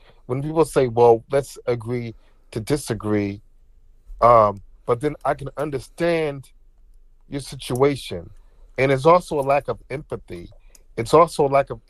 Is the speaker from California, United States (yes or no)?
no; New Jersey, United States; also born or lived in Newark, New Jersey; I was born in Newark, New Jersey, okay, and my mom, she didn't want me to like live in the hood or anything, so I was raised in a predominantly like white town, in New Jersey